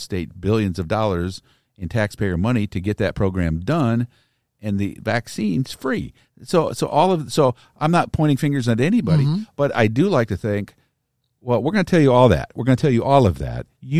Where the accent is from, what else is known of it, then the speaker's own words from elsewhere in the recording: Pekin, Illinois, United States; Pekin's Mineral Springs Park. {S0} Okay. {S1} My hometown. That's where I grew up.